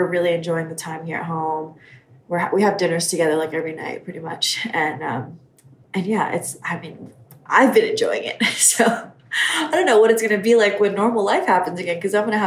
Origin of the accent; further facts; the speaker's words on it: Honolulu, Hawaii, United States; We grew up in town, so we're townies. We grew up surfing in Waikiki.